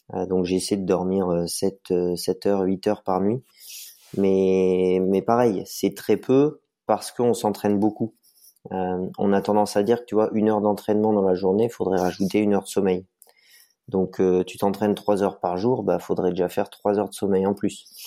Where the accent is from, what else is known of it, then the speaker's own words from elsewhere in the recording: Vercors, near Grenoble, Auvergne-Rhône-Alpes, France; Je suis natif du Vercors, donc à côté du bassin grenoblois où toute ma famille habite. Voilà, j'ai grandi, euh, j'ai grandi un peu dans, les montagnes